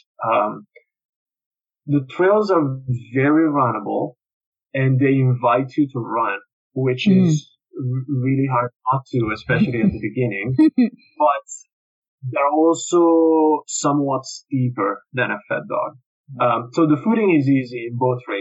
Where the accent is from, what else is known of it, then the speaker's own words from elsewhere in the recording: Italy; now in Canada; I was registered as Italian, yeah, and I'm not Canadian citizen yet